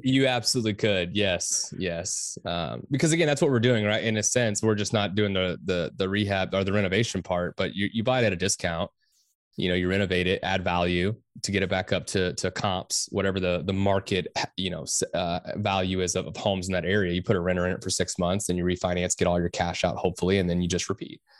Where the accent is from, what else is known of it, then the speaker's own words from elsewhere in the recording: Texas, United States; I am from Texas